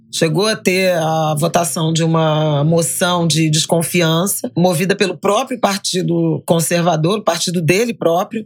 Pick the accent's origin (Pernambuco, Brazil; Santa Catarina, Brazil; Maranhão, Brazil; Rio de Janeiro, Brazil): Rio de Janeiro, Brazil; born or raised there; also born or lived in Méier, Rio de Janeiro